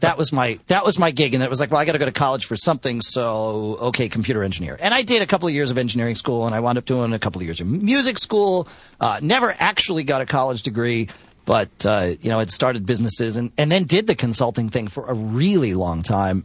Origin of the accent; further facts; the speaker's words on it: Connecticut, United States; moved away; I grew up in Connecticut